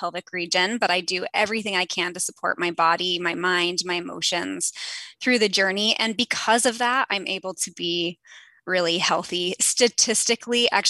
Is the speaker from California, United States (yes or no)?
yes; Southern California, United States; I grew up in Southern California.